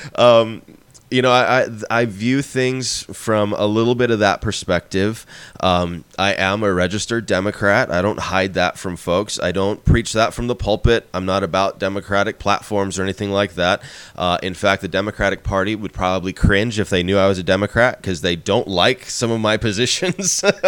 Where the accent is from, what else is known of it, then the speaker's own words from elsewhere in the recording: Arizona, United States; moved away as an adult; also born or lived in San Diego area, California / Philadelphia area, Pennsylvania; we moved from Arizona, where I had grown up and where I was living, to just outside Philadelphia